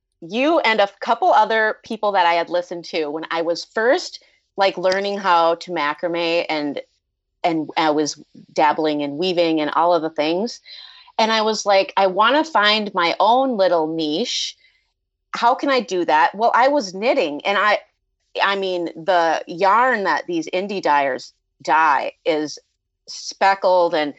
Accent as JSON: {"language": "English", "region": "Minnesota", "country": "United States", "said": "I'm from Minnesota."}